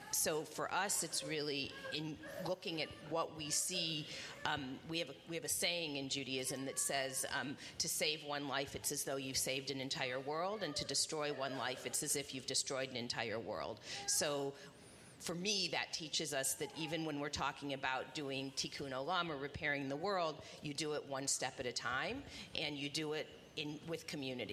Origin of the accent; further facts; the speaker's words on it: Indianapolis, Indiana, United States; also born or lived in Bloomington, Indiana; I grew up in Indianapolis